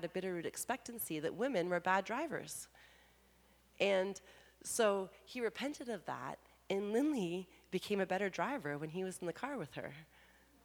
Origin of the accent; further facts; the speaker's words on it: Canada; Being Canadian